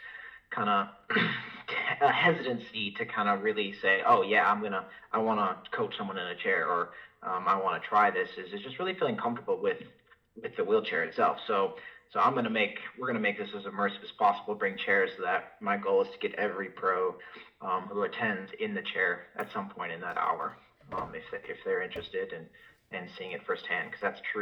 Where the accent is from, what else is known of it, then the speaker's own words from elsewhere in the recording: Rochester, Minnesota, United States; moved away as an adult; also born or lived in Des Moines, Iowa / Wisconsin; now in Alabama, United States; I'm originally from Rochester, Minnesota